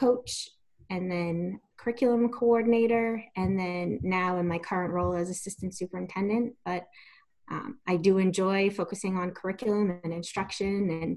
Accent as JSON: {"language": "English", "town": "Pawtucket", "region": "Rhode Island", "country": "United States", "tie": "born or raised there", "said": "I was born and raised in Pawtucket, Rhode Island"}